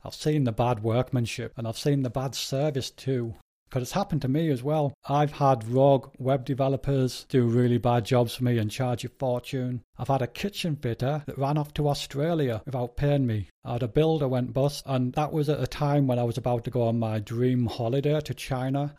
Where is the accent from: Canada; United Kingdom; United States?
United Kingdom; Spennymoor, North East England; moved away as an adult; also born or lived in Darlington; now in Leeds, United Kingdom; I was born in Darlington, and I lived most of my life in Spennymoor, a little place in between Durham and Darlington.